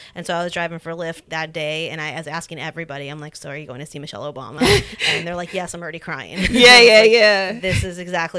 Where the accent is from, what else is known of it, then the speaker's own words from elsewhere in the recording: Los Angeles, California, United States; moved away as an adult; I'm from Los Angeles. I'm from the suburbs.